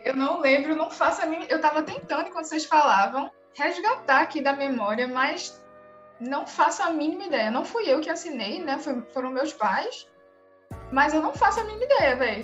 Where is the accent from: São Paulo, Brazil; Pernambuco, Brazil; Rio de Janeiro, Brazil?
Pernambuco, Brazil; Recife; accent: Recife; sou daqui de Recife